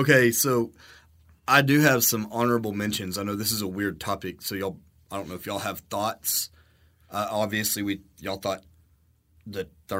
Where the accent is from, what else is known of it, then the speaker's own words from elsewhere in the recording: Texas, United States; Where are you from? Oh, we're down in Garza County.